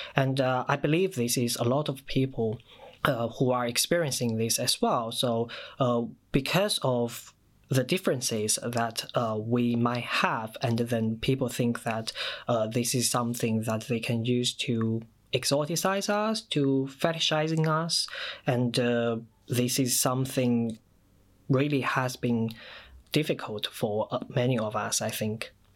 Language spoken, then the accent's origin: English; China; first language Mandarin Chinese; English is a second language; moved away as an adult; now in United Kingdom; I moved to the UK in 2014 from China, so my mother tongue, my first language, is Mandarin Chinese